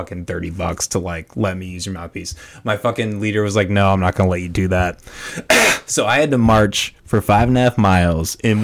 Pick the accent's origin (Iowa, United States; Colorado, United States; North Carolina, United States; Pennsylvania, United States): Iowa, United States; Orange City; I'm from I grew up in Orange City